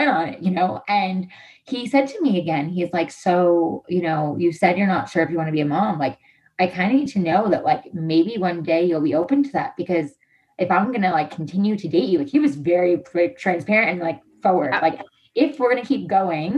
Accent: New York, United States; moved away as an adult; also born or lived in Hoboken, New Jersey; now in Los Angeles, United States; I'm originally from, you know, New York. And I, you know, I've always pretty much been in New York except for college for a couple of years

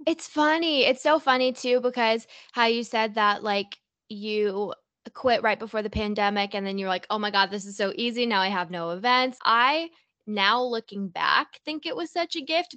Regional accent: Toronto, Ontario, Canada; I'm from Toronto

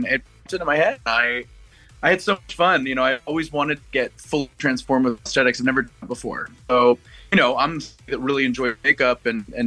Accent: Los Angeles, California, United States; I'm LA.

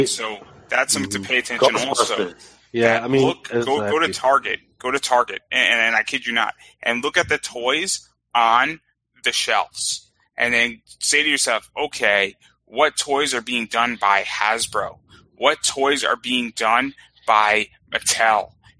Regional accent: Westchester, New York, United States; So I grew up in Westchester

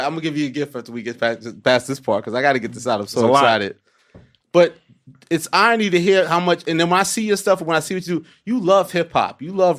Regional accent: New York City, New York, United States; I'm from Woodside.

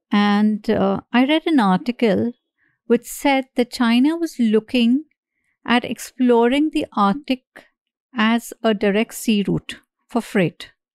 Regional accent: Mumbai, Maharashtra, India; I grew up in Bombay

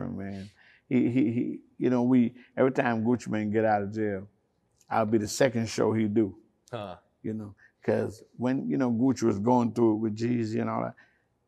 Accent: Jamaica; moved away; I was brought up in Jamaica

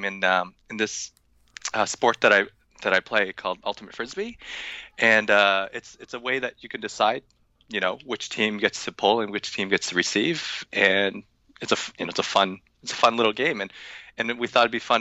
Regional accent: Toronto, Ontario, Canada; my hometown

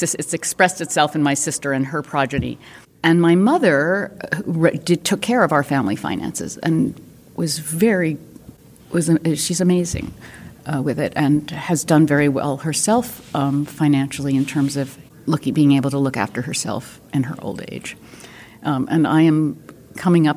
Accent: New York City, New York, United States; born or raised there; moved away as an adult; also born or lived in Houston

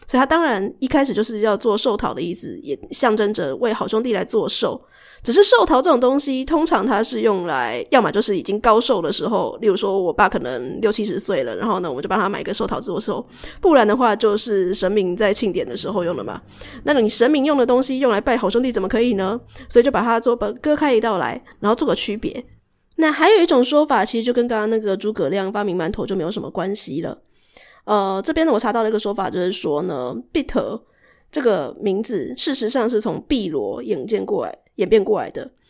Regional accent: Shuishang, Chiayi County, Taiwan; 虽然我不是在嘉义市长大的，可是嘉义市跟嘉义县这么近，因为我住水上嘛，水上跟嘉义市很近

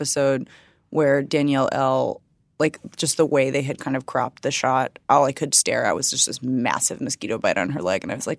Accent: Waukesha, Wisconsin, United States; Like, I grew up in Waukesha and my parents have been married for, you know, however many millions of years

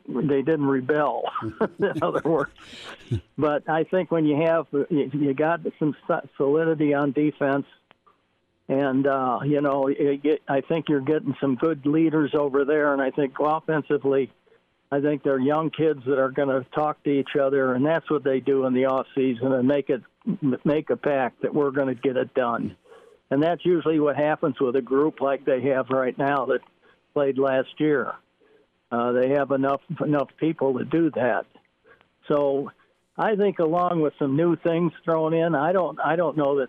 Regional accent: Chicago, Illinois, United States; I grew up in Chicago

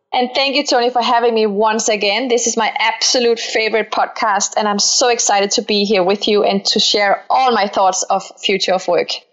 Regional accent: Denmark; accent: Danish; now in Palo Alto, United States; I'm Danish Moroccan. I grew up in Denmark, so if I have a funny accent, that's because I'm Danish

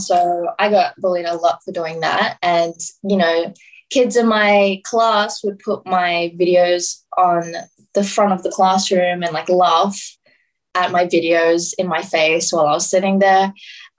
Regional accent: Sydney, New South Wales, Australia; also born or lived in Brisbane; I grew up in Western Sydney

